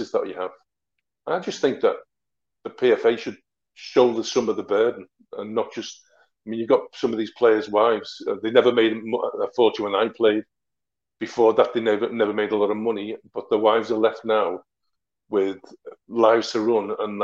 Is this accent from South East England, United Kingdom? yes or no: no; Merseyside, North West England, United Kingdom; also born or lived in Wrexham; I'm from Merseyside